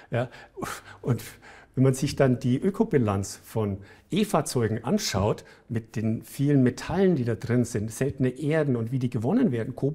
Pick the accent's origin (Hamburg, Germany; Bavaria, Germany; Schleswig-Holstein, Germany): Bavaria, Germany; Ich komme aus der Gegend in Bayern, die, als ich da aufgewachsen bin, die schlechteste Luft hatte in Bayern.